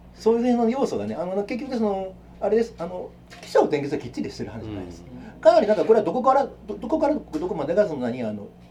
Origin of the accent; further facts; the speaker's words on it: Kyoto, Japan; 僕も京都の人間として